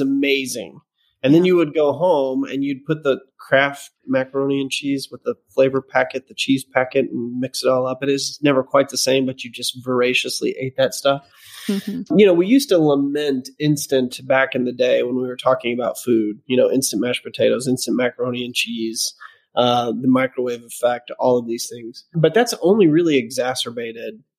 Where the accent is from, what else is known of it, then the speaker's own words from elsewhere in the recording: the South, United States; we're from the South